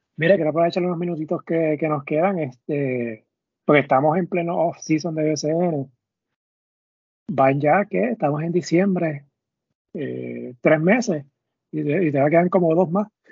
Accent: Caguas, Puerto Rico; yo soy de Cagua

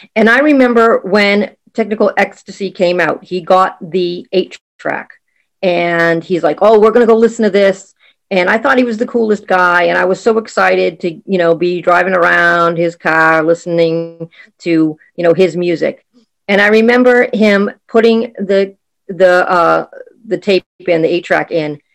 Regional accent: Boston, Massachusetts, United States; I am from Boston, Massachusetts in the U S

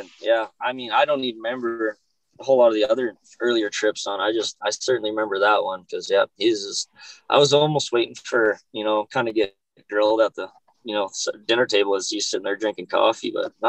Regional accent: Hinton, Alberta, Canada; born there; also born or lived in Okotoks; I guess I was born up in Hinton, moved around a little bit as a kid, and I guess I was 14 or 15 when I moved to Okotoks.

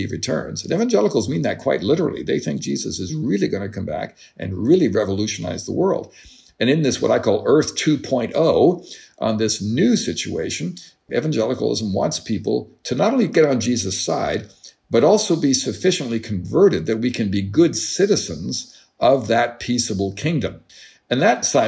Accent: Canada; as a Canadian

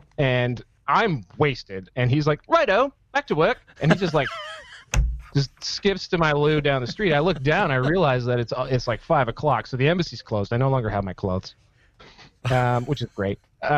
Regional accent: Canada; moved away; also born or lived in Scotland; Luckily, I'm in London, so you know if there's a place to lose your passport as a Canadian

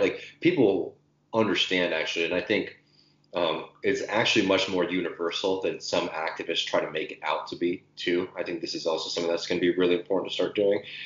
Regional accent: Austin, Texas, United States; my hometown, Austin, Texas

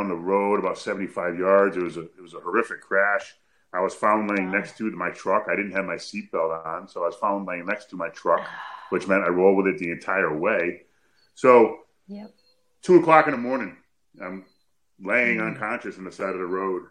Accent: Connecticut, United States; I'm from Connecticut. I'm about 2.5 hours away by car

